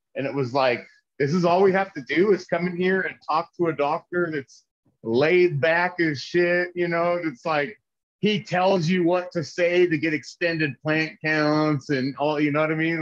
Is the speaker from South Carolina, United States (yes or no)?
no; California, United States; now in Denver, United States; we will move back to California